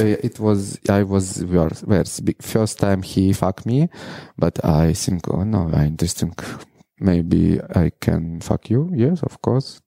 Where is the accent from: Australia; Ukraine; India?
Ukraine; Mariupol, Donetsk Oblast; English is a second language; moved away as an adult; also born or lived in Kyiv, Ukraine / Moscow, Russia; now in New York City, United States; I was born in Mariupol, a city which uh, in the beginning war uh, Russians broken. They broken my building, my, my school.